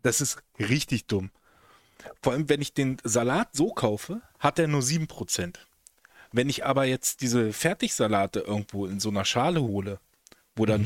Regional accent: Velpke, Lower Saxony, Germany; die Kieskuhle in, in Felbke, wo ich groß geworden bin

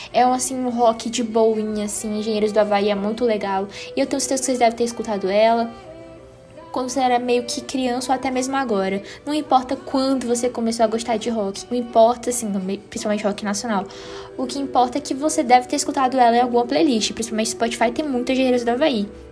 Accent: Northeast Brazil, Brazil; accent: Northeastern; eu sou nordestina, então meu sotaque é um pouquinho puxado

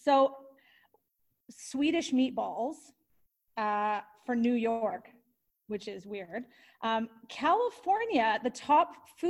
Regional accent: Canada; I'm Canadian

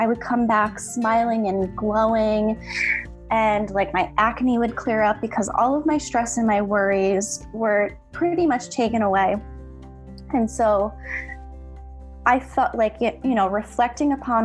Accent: Connecticut, United States; moved away as an adult; now in Valencia, Spain; currently I am based in Valencia, Spain, but I'm originally from Connecticut, USA.

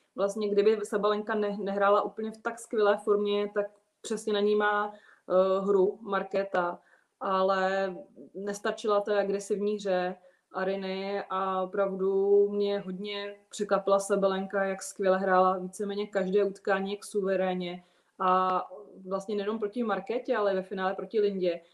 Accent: Czechia; jako správná Češka

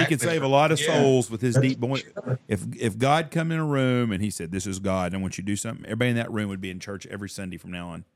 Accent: Texas, United States; I'm from Texas.

